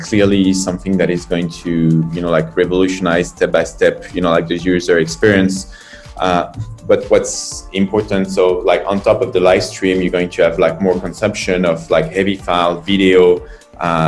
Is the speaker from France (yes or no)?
yes; France; moved away as an adult; now in China; I'm from France. I've been in China and started this adventure 9 years ago